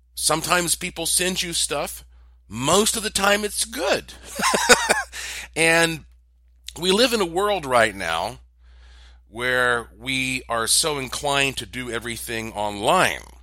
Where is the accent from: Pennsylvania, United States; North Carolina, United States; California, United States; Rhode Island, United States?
North Carolina, United States; Asheville; Asheville, North Carolina. That's my hometown